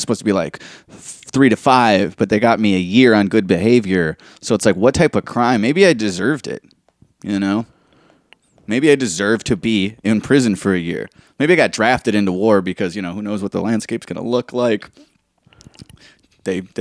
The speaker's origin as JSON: {"language": "English", "country": "United States", "said": "I'm an American"}